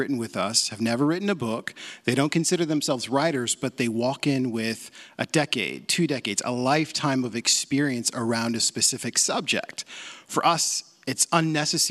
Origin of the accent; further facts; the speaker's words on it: Portland, Oregon, United States; I grew up in Portland. This is my hometown.